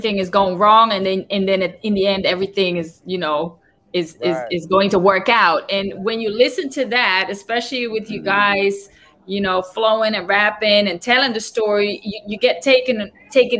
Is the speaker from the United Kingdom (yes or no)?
no; Netherlands; English is a second language; being Dutch